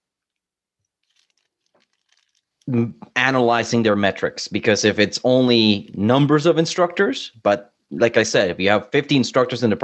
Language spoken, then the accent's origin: English; Colombia; now in Canada; I'm from Colombia